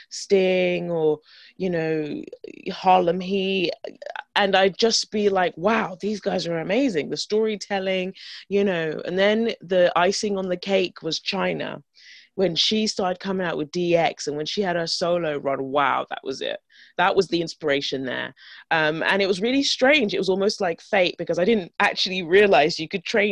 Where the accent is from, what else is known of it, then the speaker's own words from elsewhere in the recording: London, United Kingdom; grew up in London